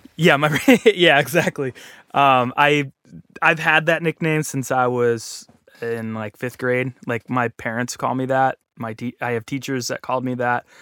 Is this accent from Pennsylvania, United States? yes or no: yes; Pittsburgh, Pennsylvania, United States; moved away as an adult; also born or lived in Columbus, Ohio / Orlando, Florida; I'm from Pittsburgh